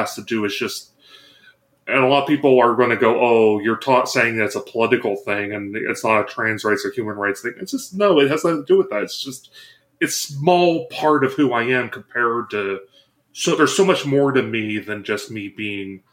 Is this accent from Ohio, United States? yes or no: yes; Ohio, United States; I've grown up in the conservative part of Ohio